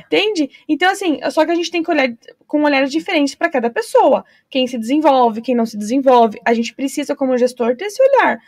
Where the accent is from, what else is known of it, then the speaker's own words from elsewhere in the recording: Foz do Iguaçu, Paraná, Brazil; eu que sou nascida em Foz